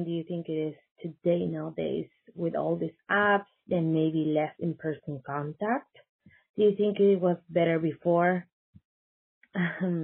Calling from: Chile; calling from Chile.

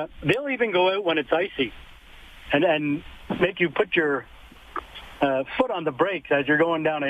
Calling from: Lethbridge, Alberta, Canada; I'm calling from Lethbridge.

